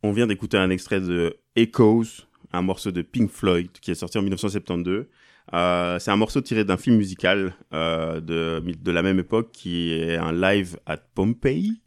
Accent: Mons, Wallonia, Belgium; moved away; j'ai grandi à Mons

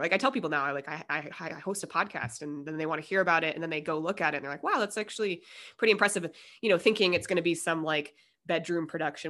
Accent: Denver, Colorado, United States; now in San Diego, United States; I'm from Denver, and, you know, and I've been in San Diego this amount of time

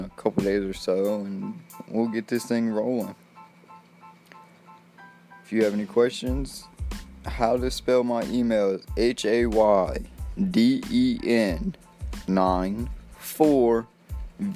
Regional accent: Mississippi, United States; also born or lived in Slidell, Louisiana; From Mississippi

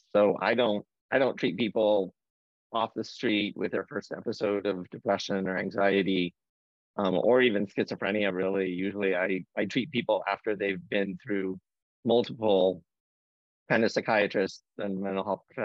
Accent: Fort Wayne, Indiana, United States; moved away as an adult; also born or lived in St. Louis; now in Boston, United States; I grew up in the Midwest in Fort Wayne, Indiana.

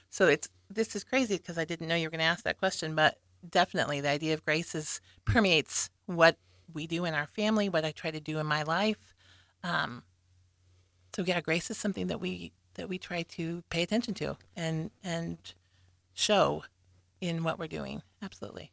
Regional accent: Lincoln, Nebraska, United States; I was born and raised here in Lincoln

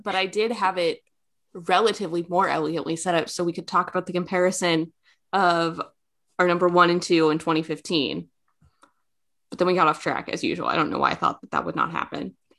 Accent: Kansas, United States; I'm from Kansas, don't come at me.

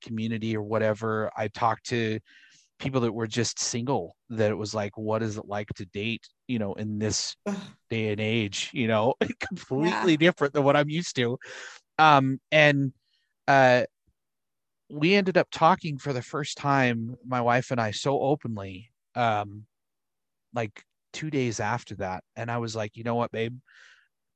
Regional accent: Utah, United States; I grew up in Utah

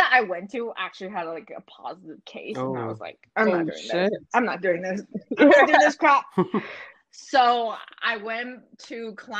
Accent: Calgary, Alberta, Canada; moved away; growing up in Calgary, you're so sick of it.

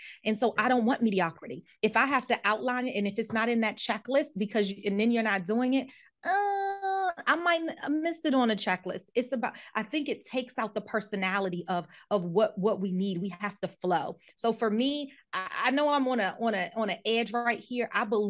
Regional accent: United States; Because I came from the States and I had stuff I had to do.

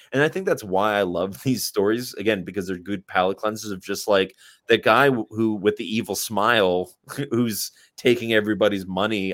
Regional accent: United States; I'm an American

